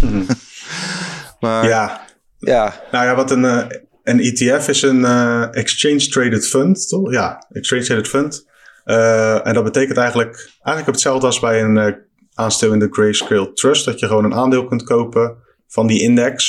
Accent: Netherlands; als Nederlander

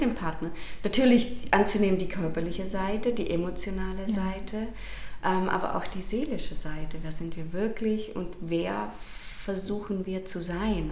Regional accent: Rangendingen, Baden-Württemberg, Germany; now in Hechingen, Germany; Ich komme ursprünglich aus Rangendingen tatsächlich, mhm. wohne jetzt aber auch in Hechingen.

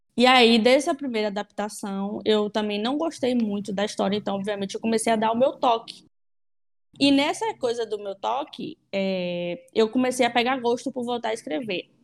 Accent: Salvador, Bahia, Brazil; also born or lived in Madrid; tenho 27 anos, sou de Salvador, Bahia, sou jornalista

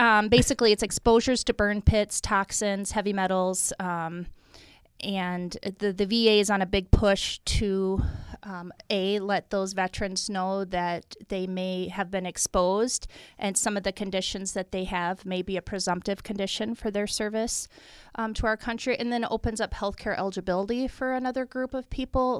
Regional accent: Iowa, United States; moved away as an adult; now in Minnesota, United States; I'm from Iowa originally, but I've been in Minnesota and a resident of Minnesota much longer than I was an Iowan

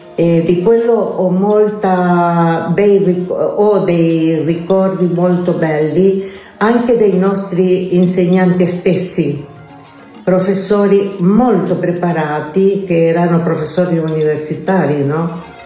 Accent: Santiago, Santiago Metropolitan Region, Chile; Italian is a second language; now in Italy; sono nata in Cile da una famiglia umile. Eh, sono cresciuta senza papà

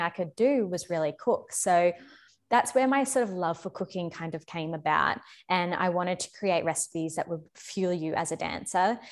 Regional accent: Australia; moved away as an adult; also born or lived in London; back in my home country in Australia

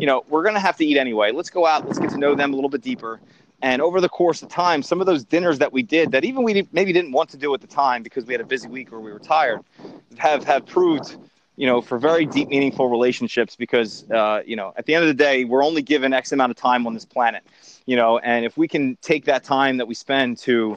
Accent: Philadelphia, Pennsylvania, United States; I grew up in Northeast Philadelphia of humble means

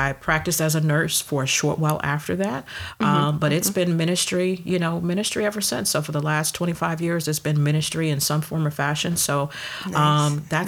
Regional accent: Detroit, Michigan, United States; I was born and raised in Detroit. Mm-hmm. Shout out to the D. Born and raised in Detroit, and I lived in Detroit for 25 years

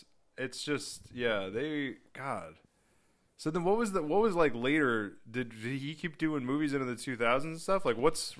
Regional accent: the North, Northern United States, United States; I'm from the North and I have a Yankee, you know, outlook.

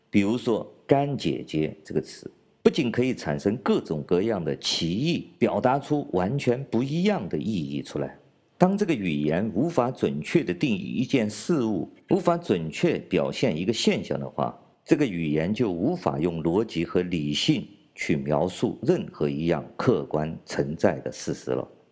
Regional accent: China; 来自中国大陆的

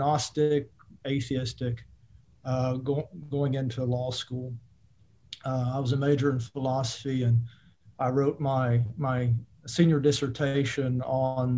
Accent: Eastern Kentucky, United States; I grew up in Eastern Kentucky, which is a coal mining country and evangelical Christian country

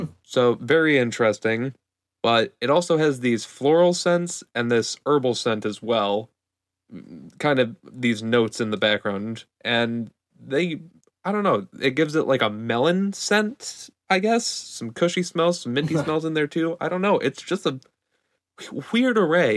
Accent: Michigan, United States; I'm from Michigan.

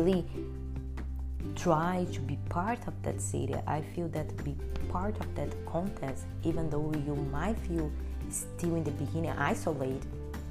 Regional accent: Brazil; English is a second language; moved away as an adult; now in United States; I'm here in the United States, I came from Brazil

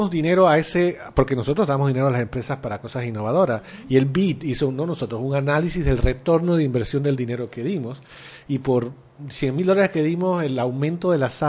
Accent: Panama

